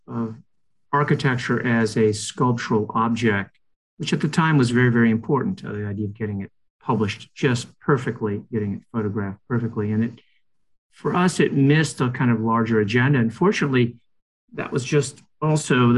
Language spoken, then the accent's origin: English; Rome, Lazio, Italy; moved away; I grew up in Rome